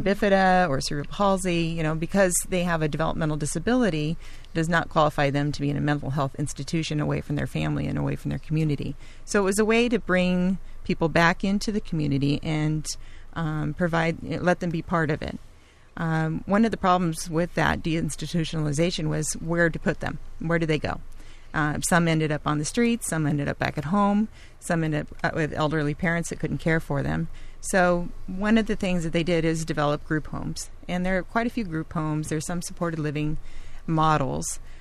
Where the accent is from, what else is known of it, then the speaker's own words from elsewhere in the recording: Laguna Beach, California, United States; I'm a Laguna native. I was born and raised in Laguna Beach